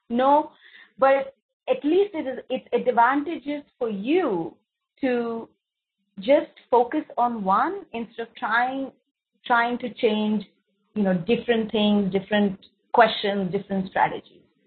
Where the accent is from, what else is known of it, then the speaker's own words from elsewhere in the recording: India; I'm from India. I've grown up here